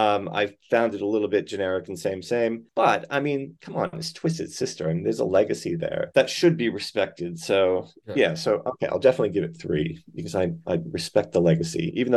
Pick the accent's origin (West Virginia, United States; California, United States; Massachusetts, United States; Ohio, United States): Massachusetts, United States; Gardner; moved away as an adult; also born or lived in Orange, New Jersey; now in Australia; I'm American born. I was born actually in Orange, New Jersey, but I grew up in Gardner, Massachusetts. And then my husband is Australian. So I moved here 23 years ago.